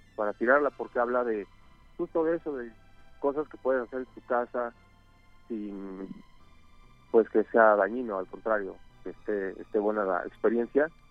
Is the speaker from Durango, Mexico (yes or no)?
no; Mexico City, Mexico; Yo soy de Coajimalpa.